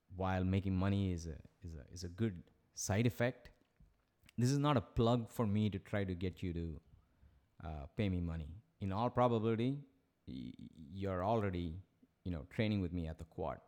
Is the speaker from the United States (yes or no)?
no; Chennai, Tamil Nadu, India; moved away as an adult; my high school in Madras